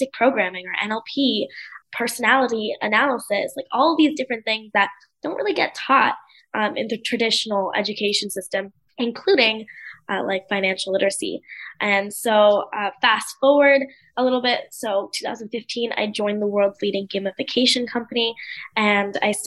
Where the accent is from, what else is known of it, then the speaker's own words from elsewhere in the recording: United States; moved away; also born or lived in India; I was born and raised in the US, but my family is from the UK